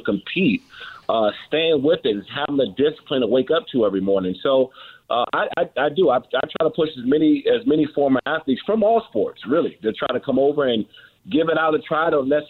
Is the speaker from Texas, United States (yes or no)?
no; Maryland, United States; I'm from Prince George's County, Maryland, in Washington, D.C. We grew up around boxers.